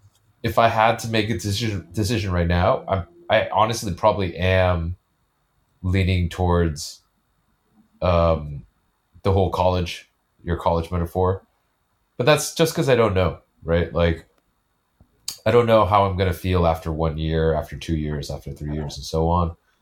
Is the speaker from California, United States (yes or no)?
yes; California, United States; even though I grew up in the East Bay, people in San Francisco would always think that I'm a city person.